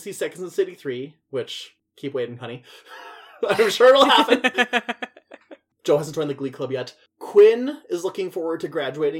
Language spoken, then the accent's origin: English; Scotland, United Kingdom; Ooh, I'm Scottish, my eyebrows are going to seed from the rest of my face.